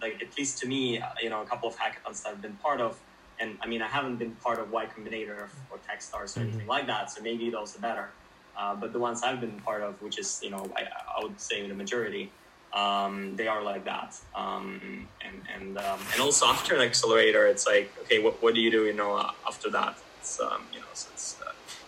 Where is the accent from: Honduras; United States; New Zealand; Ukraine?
Ukraine; moved away as an adult; now in Finland; I'm originally from Ukraine. I moved to Finland for my studies after high school